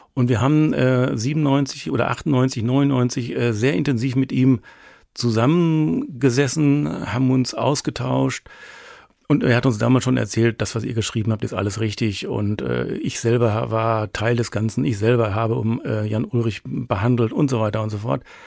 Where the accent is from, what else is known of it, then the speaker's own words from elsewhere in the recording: Germany; als Nation, als Deutsche